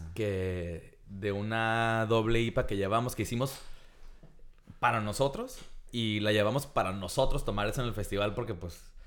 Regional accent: Tijuana, Baja California, Mexico; crecimos justo aquí. En, de hecho, estamos ahorita en lo que era nuestra casa

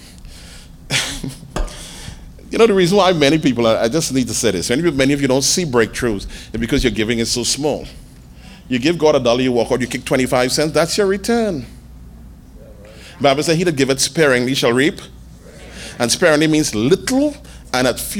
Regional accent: Trinidad & Tobago; I'm a Trinidadian

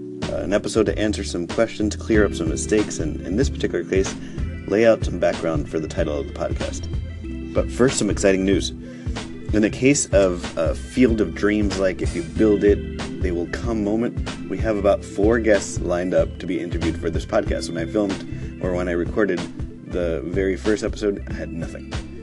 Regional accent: New York City, New York, United States; first language Spanish; English is a second language; I grew up here in the United States speaking English, which is true, but I probably meant to also add that I spoke Spanish. In fact, Spanish was my first language, and then I learned English from preschool and kindergarten.

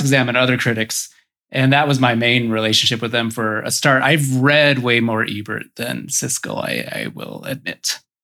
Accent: Boise, Idaho, United States; I grew up in Boise, Idaho.

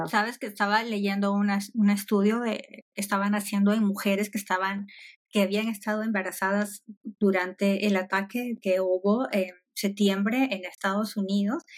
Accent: Peru; moved away; yo soy de Perú

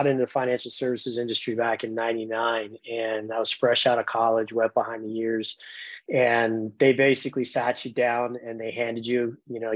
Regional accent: Southern California, United States; moved away as an adult; also born or lived in Colorado; now in Phoenix, United States; I grew up in Southern California, went up to school at Colorado State. State was there for a few years, moved down to Arizona, and that's where I've been for the last 23

